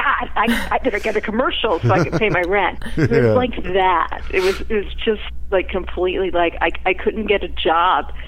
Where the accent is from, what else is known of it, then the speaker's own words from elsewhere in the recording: Philadelphia, Pennsylvania, United States; moved away as an adult; also born or lived in New York City; now in Los Angeles, United States; I grew up in Philly